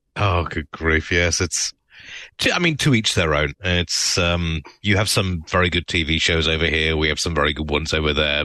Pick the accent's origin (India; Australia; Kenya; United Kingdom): United Kingdom; now in United States; as a British immigrant